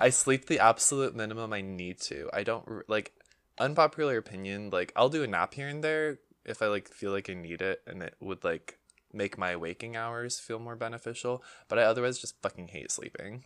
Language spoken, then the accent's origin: English; United States; we're American